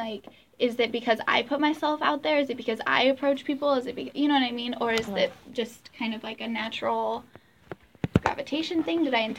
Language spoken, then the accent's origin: English; Ireland; Like you know Dutch people eat different food because they're Dutch and I'm Irish.